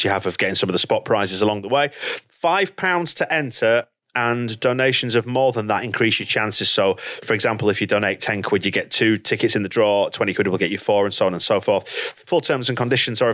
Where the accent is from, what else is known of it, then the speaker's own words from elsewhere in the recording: Bradford, Yorkshire and the Humber, United Kingdom; As a son of Bradford